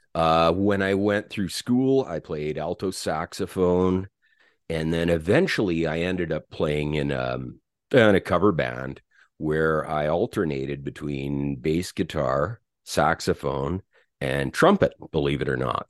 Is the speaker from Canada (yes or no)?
yes; St. Albert, Alberta, Canada; also born or lived in Edmonton, Alberta; I was born in Edmonton, Alberta. And I grew up in a little town, uh, well, it, it's a city now, just outside of Edmonton called Saint Albert